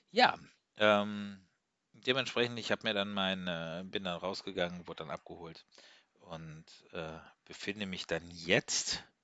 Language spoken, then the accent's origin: German; Zug, Switzerland; Habe ich gesagt, ja, ich komme aus der Schweiz, aus Zug.